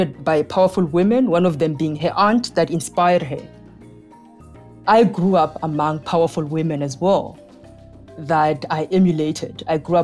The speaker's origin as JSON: {"language": "English", "country": "South Africa", "tie": "born or raised there", "also_born_or_lived": "Cape Town", "said": "I grew up during apartheid in South Africa, where I had limited career choices"}